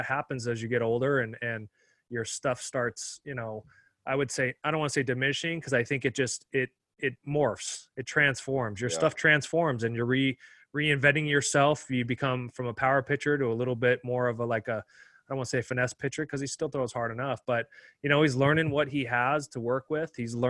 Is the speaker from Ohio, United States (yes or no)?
yes; Cincinnati, Ohio, United States; Cincinnati, my hometown my roots are planted